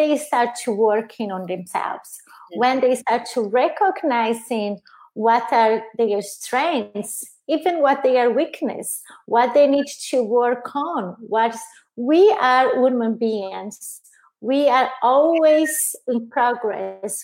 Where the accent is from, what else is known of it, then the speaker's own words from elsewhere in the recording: Brazil; English is a second language; moved away as an adult; also born or lived in Italy; now in United States; I'm original from Brazil, lived in Italy, and I've been here in the U.S. for 8 years now